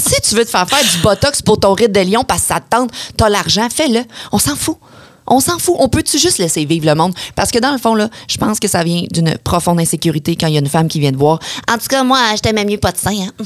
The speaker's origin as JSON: {"language": "French", "area": "Beauce", "region": "Quebec", "country": "Canada", "said": "je suis de la Beauce"}